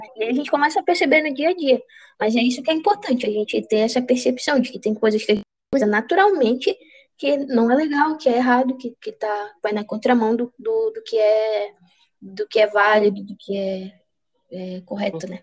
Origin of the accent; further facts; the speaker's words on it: Juruti, Pará, Brazil; Sou de Juruti cidade